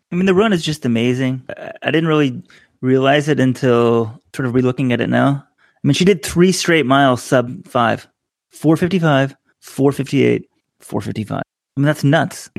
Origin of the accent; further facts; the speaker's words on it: Texas, United States; now in New York City, United States; kid growing up in Texas